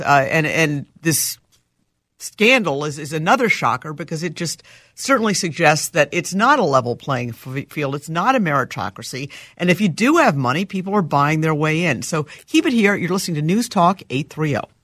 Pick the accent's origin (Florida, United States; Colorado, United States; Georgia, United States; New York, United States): New York, United States; also born or lived in Boston; now in Minneapolis, United States; I grew up in New York.